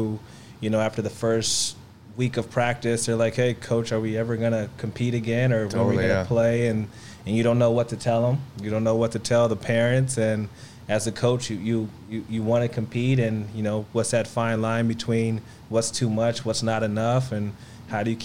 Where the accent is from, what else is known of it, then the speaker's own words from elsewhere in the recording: Los Angeles, California, United States; I'm from Los Angeles. Well, the Valley